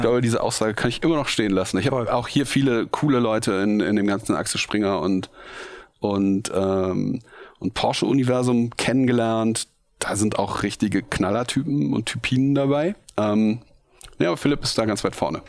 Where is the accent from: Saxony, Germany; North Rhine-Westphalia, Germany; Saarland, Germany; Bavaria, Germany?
North Rhine-Westphalia, Germany; Bergisch Gladbach; also born or lived in Cologne; Ich bin geboren in Köln ähm, und aufgewachsen in Bergisch Gladbach, so ein kleiner Ort neben Köln